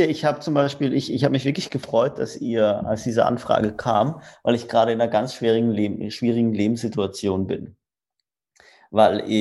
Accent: Rastatt, Baden-Württemberg, Germany; ich komme aus Rastatt. Das ist zwischen Karlsruhe und Baden-Baden.

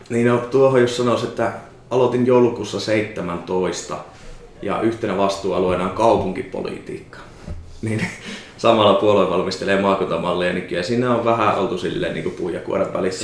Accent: Savonia, Finland; moved away; also born or lived in Pirkanmaa; mä oon Savosta

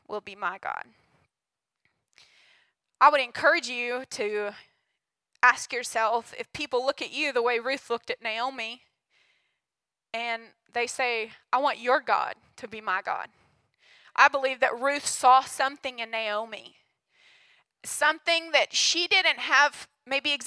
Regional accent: Hugo, United States; I grew up in Hugo

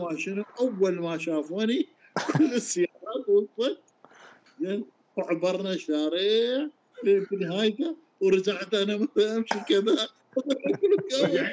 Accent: Iraq; احنا عندنا بالعراق

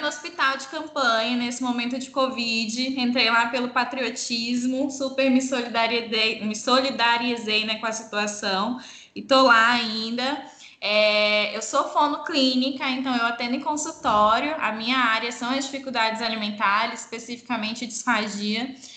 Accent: Rondônia, Brazil; Eu sou aqui de Rondônia

